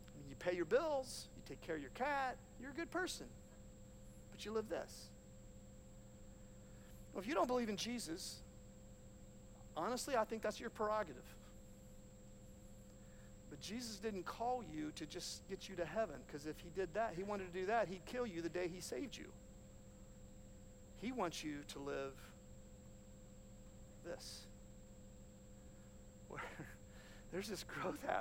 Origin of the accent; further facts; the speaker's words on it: Hanover, Ohio, United States; I grew up on Wilkins Run Road in Hanover, Ohio